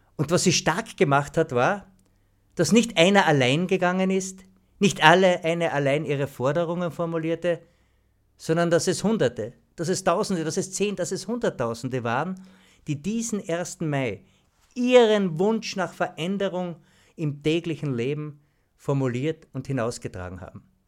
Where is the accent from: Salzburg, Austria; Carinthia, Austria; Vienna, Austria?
Carinthia, Austria; Klagenfurt; Ich bin in Weidmersdorf am Baumbachplatz aufgewachsen